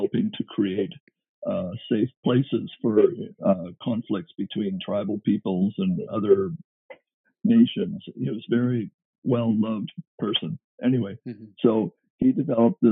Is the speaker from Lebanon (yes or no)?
no; Canada; being a Canadian